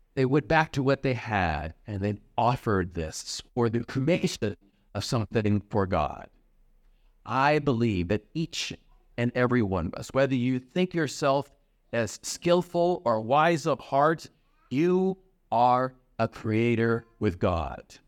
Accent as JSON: {"language": "English", "region": "Iowa", "country": "United States", "tie": "born or raised there", "moved": "yes", "lives_now": "Chicago, United States", "said": "I grew up in Iowa"}